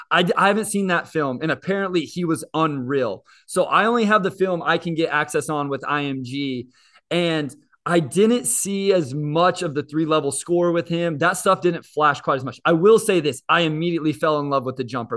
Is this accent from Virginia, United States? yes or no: no; Kansas, United States; I'm also a K U fan because I grew up in Kansas